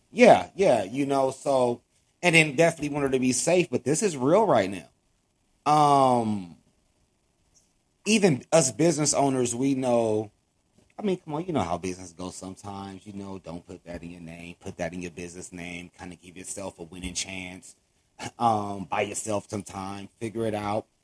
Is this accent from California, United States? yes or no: yes; Los Angeles, California, United States; I grew up in Watts, um, which is in Los Angeles, California.